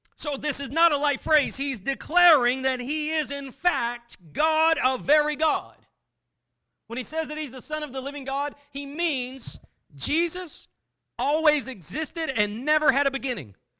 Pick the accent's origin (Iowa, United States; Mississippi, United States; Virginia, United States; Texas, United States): Texas, United States; I'm from Texas